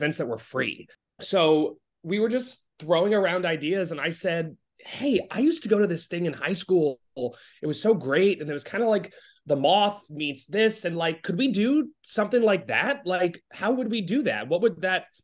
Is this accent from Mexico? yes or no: no; Providence, Rhode Island, United States; moved away as an adult; now in New York City, United States; growing up in Providence, Rhode Island.